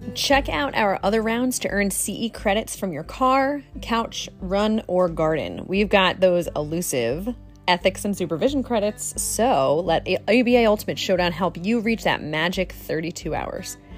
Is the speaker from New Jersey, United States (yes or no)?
yes; Jersey Shore, New Jersey, United States; also born or lived in Hawaii; I was born and raised on the Jersey Shore